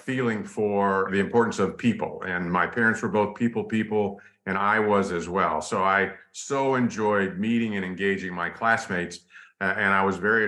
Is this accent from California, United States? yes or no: yes; Los Angeles, California, United States; I was raised in a small little town called Studio City